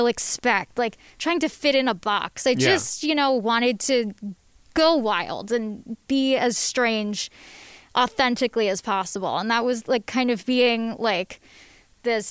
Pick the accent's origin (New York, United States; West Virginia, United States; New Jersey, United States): New Jersey, United States; Livingston; I grew up in New Jersey, in suburban New Jersey, not far from here. I grew up in Livingston.